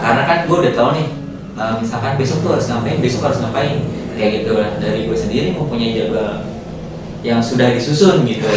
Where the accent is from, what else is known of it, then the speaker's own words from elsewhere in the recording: Bekasi, West Java, Indonesia; Gua asal Bekasi.